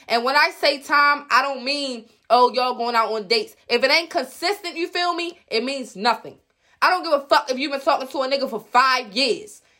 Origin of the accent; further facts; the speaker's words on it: Baltimore, Maryland, United States; moved away as an adult; now in Baltimore County, United States; I'm from West Baltimore. two one two one five always been live for me. I'm straight from Park Heights, Jewtown